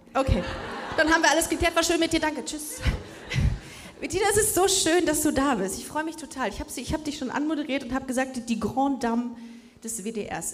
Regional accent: Düsseldorf, North Rhine-Westphalia, Germany; now in Cologne, Germany; Wir sind beide in Düsseldorf aufgewachsen, wir sind auch mit Stolz da aufgewachsen

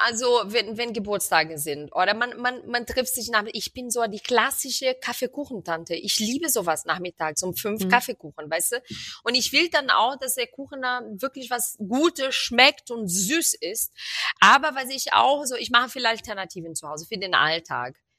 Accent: Rio de Janeiro, Brazil; moved away; ich komme aus Rio und bei uns wird viel ähm, also bei uns gibt es jeden Tag auf dem Teller Reis und Bohnen.

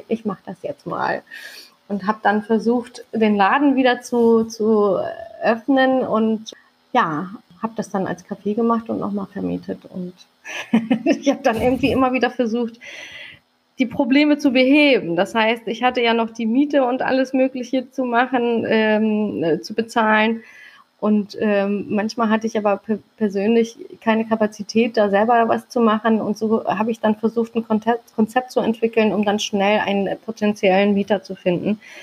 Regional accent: Hamburg, Germany; also born or lived in Langenhorn, Hamburg; ich bin mitten auf dem Kiez groß geworden

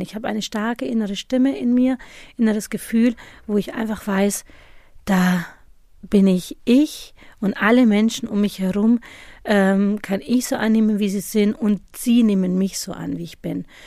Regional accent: Germany; obwohl ich ja deutsch aufgewachsen bin

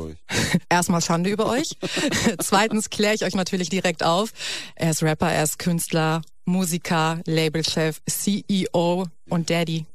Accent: Hamburg, Germany; moved away as an adult; now in Berlin, Germany; ich komme eigentlich aus Hamburg und bin jetzt vor drei Jahren, glaube ich, nach Berlin gezogen

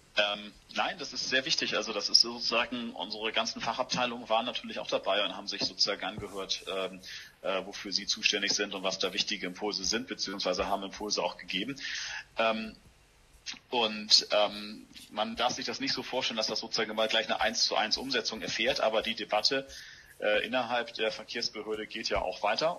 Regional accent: Hamburg, Germany; ich bin Hamburger Jung, äh, bin im Osten der Stadt Hamburg aufgewachsen und äh, wohne jetzt in Altona

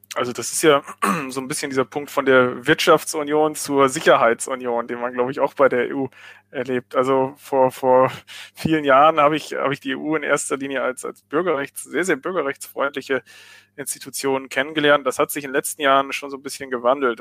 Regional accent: Germany; bei uns in Deutschland

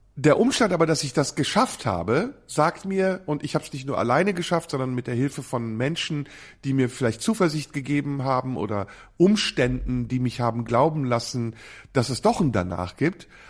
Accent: Neuss, North Rhine-Westphalia, Germany; in meiner Heimatstadt Neuss

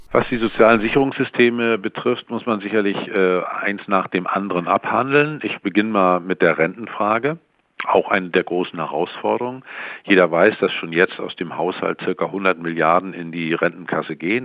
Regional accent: Mecklenburg-Vorpommern, Germany; in meinem Heimatland Mecklenburg-Vorpommern

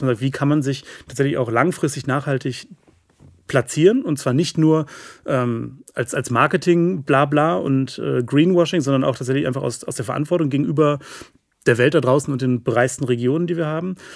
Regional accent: West Germany, Germany; muss ich als Wessi ja wahrscheinlich so sagen

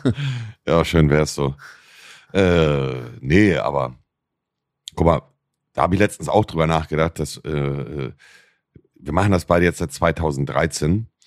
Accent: Buxtehude, Lower Saxony, Germany; ich komme auch aus Buxtehude

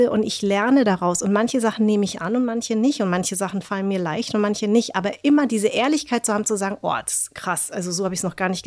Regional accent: Darmstadt, Hesse, Germany; ich komme aus Darmstadt

